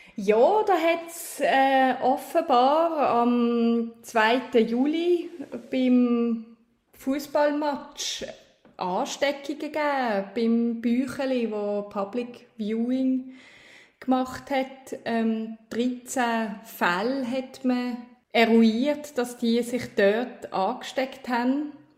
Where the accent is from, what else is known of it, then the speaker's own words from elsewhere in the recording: Switzerland; als Schweizerin